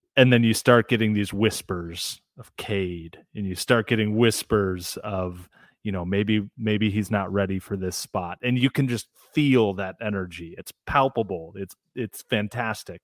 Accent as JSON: {"language": "English", "town": "South Lyon", "region": "Michigan", "country": "United States", "tie": "born or raised there", "said": "when I grew up in Southeast Michigan, I grew up in, for those unfamiliar, South Lyon, just outside of Ann Arbor"}